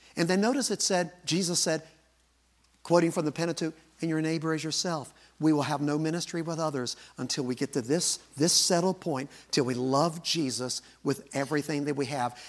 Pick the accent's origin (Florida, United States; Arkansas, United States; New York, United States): Arkansas, United States; I was born in Arkansas.